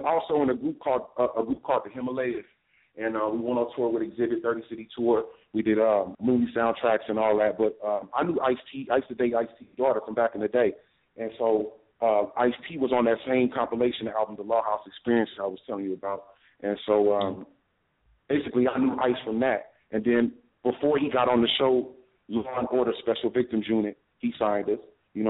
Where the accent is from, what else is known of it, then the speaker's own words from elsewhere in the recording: Inglewood, California, United States; also born or lived in Long Island, New York; I'm from Inglewood, California. I was also raised in New York, but I'm up there in Long Island, Freeport, Hempstead.